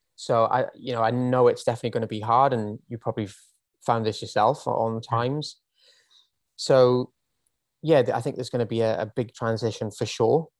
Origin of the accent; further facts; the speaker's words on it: Wales, United Kingdom; moved away as an adult; now in Australia; I am from Wales originally. If you didn't already pick up on the accent